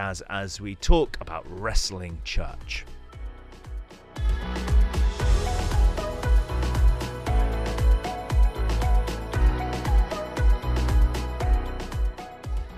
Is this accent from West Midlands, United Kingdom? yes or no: no; Normanton, Yorkshire and the Humber, United Kingdom; also born or lived in Castleford / Pontefract; I grew up in Normanton, Castleford, and Pontefract.